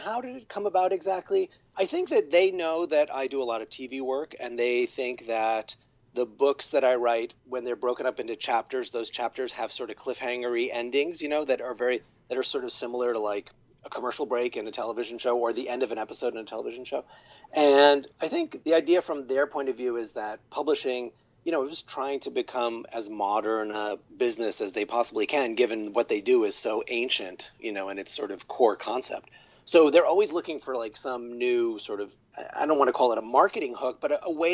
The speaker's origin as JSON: {"language": "English", "region": "New York", "country": "United States", "said": "I'm a guy from New York"}